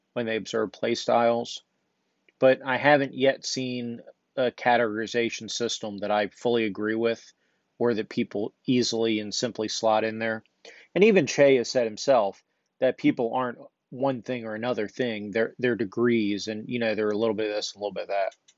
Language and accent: English; United States; I'm American